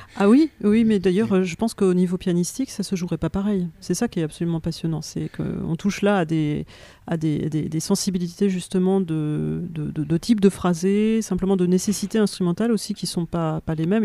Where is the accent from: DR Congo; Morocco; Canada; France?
France; nous en tant que Français